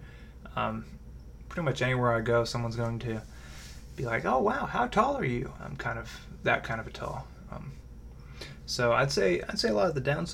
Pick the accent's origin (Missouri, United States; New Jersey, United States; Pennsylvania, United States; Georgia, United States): Missouri, United States; Raymore; I grew up in Raymore, Missouri